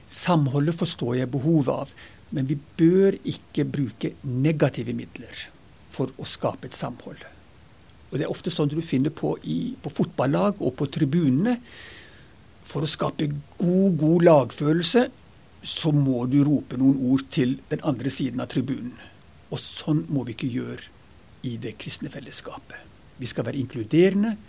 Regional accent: Ethiopia; now in Norway; jeg vokste opp langt ute i Afrika, den gangen Afrika var Afrika. Så flytta jeg på internat og bodde der i seks år

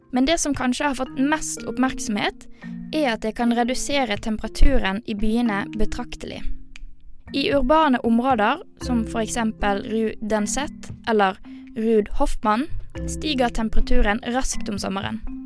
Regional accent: Western Norway, Norway; now in Oslo, Norway; jeg kommer jo fra Vestlandet

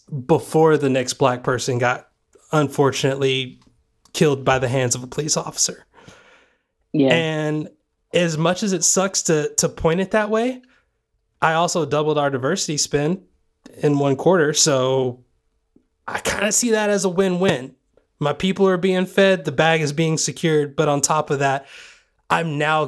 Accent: Sweetwater, Tennessee, United States; moved away; also born or lived in Georgia; Sweetwater, Tennessee, where I grew up

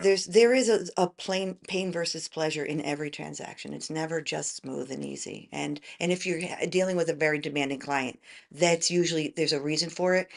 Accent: New York metro area suburbs, United States; moved away as an adult; also born or lived in Tennessee; now in McKinney, United States; originally I'm from New York

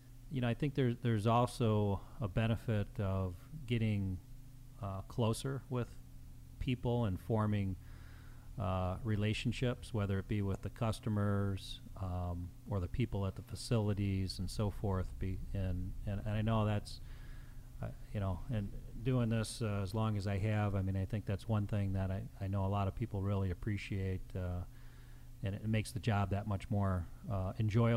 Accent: Chicago, Illinois, United States; I grew up in the Chicagoland area

